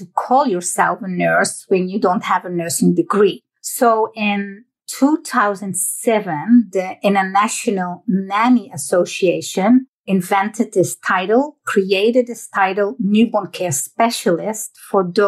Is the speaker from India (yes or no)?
no; Netherlands; moved away; I was born and raised in the Netherlands, that little country